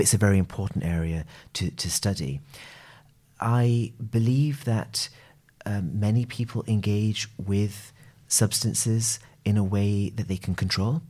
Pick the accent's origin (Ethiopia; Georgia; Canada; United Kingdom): United Kingdom; I'm a gay man who's of South Asian origin. I'm British